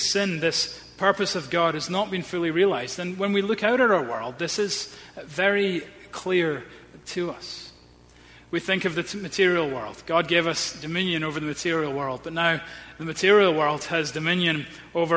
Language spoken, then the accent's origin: English; Edinburgh, Scotland, United Kingdom; I grew up in Edinburgh, we had a very close-knit family